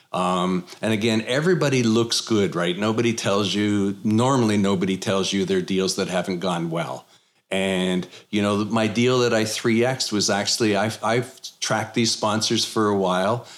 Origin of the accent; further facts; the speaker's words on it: Canada; now in Texas, United States; I'm originally from Canada.